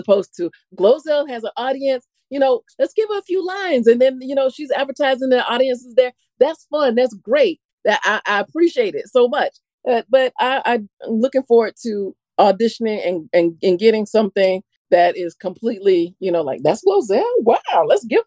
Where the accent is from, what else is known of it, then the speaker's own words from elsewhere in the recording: Florida, United States; I'm from Florida